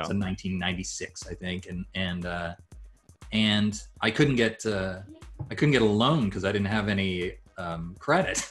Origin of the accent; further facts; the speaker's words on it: Japan; moved away; I grew up in Japan